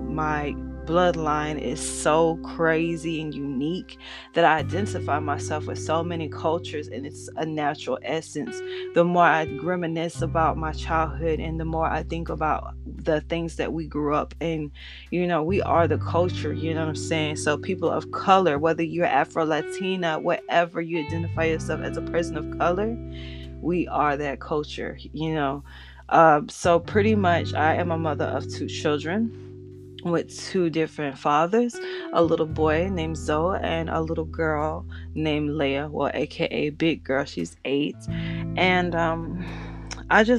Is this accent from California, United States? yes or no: no; Florida, United States; also born or lived in Georgia; I'm from the South, pretty much Florida raised, but Georgia bred